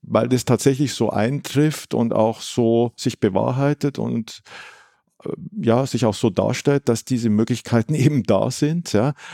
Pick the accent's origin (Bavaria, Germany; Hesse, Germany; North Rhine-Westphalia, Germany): Bavaria, Germany; Munich; Wobei es als Münchner natürlich, äh, jetzt hört, hört, sich ein bisschen komisch